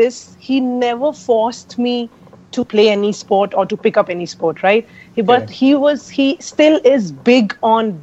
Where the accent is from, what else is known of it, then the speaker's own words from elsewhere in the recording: Delhi, India; I'm basically from Punjab, Jalandhar to be precise. That's where my forefathers are from, but I've been born and brought up in Delhi.